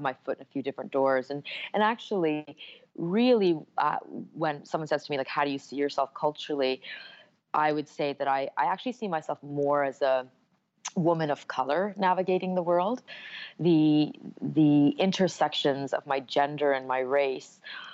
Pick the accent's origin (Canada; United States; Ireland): Canada; I was born in Canada to Indian parents